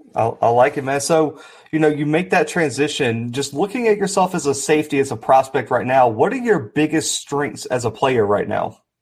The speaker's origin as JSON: {"language": "English", "town": "Mobile", "region": "Alabama", "country": "United States", "said": "I'm from Alabama as well. I'm down from Mobile."}